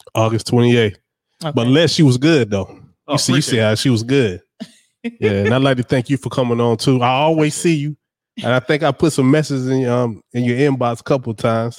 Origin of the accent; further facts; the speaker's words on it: Darlington, South Carolina, United States; I'm from Darlington, South Carolina